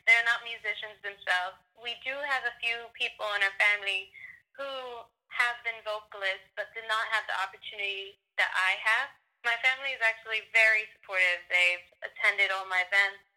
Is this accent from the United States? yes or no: yes; New York, United States; I'm from New York